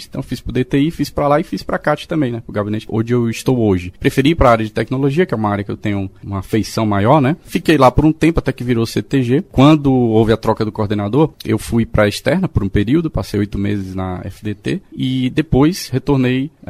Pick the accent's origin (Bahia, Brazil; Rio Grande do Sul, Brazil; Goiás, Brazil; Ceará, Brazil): Ceará, Brazil; Fortaleza; also born or lived in Northeast Brazil; Bom, eu sou de Fortaleza, natural de Fortaleza, Ceará, né? Morei lá praticamente a minha vida inteira, depois morei em algumas outras cidades do Nordeste.